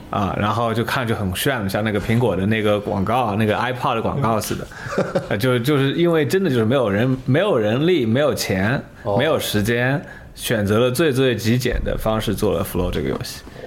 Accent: China; moved away; 我是个中国人

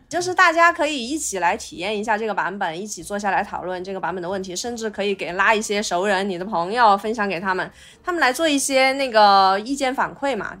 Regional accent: Chongqing, China; 作为重庆人的话，我还是想， 想在重庆工作嘛

